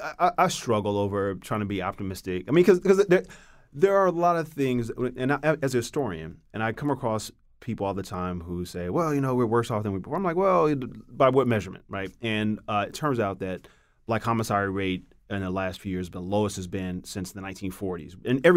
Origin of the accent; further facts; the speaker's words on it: Los Angeles, California, United States; also born or lived in Chicago; I was born in the South Side of Chicago. And then we moved to Compton, California when I was in first grade. And I was raised in South Central LA primarily.